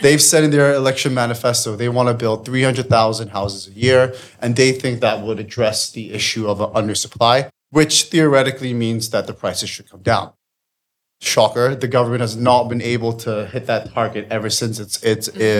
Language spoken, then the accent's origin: English; Singapore; moved away as an adult; now in England, United Kingdom; I'm from Singapore originally, but I've been in England for about nine years now